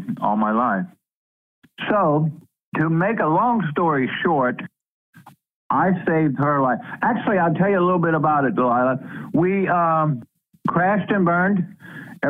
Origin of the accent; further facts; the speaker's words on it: Louisiana, United States; moved away; I was born and raised in Louisiana, actually on the bayous of Louisiana.